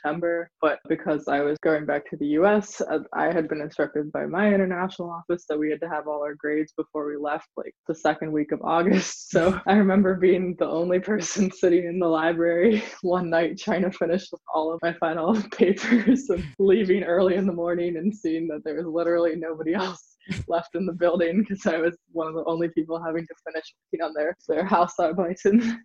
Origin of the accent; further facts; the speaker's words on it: central Pennsylvania, United States; also born or lived in Freiburg, Germany; a teenager from central Pennsylvania